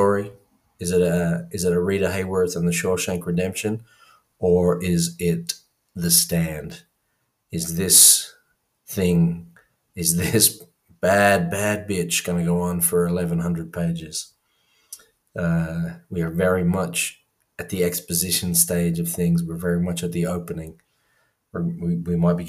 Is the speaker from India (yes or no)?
no; Ireland; I grew up in Ireland